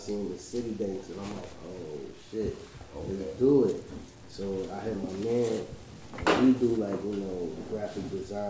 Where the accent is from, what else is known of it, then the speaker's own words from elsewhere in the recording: Brooklyn, New York, United States; now in Queens, United States; You know, born and raised in Brooklyn. Move to Queens, and just out here.